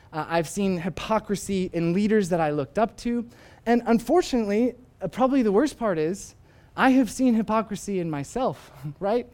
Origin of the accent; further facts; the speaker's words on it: Arizona, United States; moved away as an adult; also born or lived in Northern Ireland; Arizona, where I am from, uh, where my family still is. And while I was in Arizona, I reconnected with a few old high school friends